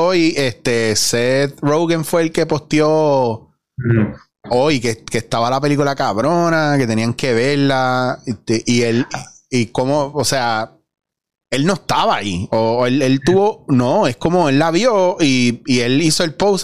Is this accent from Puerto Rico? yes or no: yes; Puerto Rico; Como puertorriqueño, como persona normal en la calle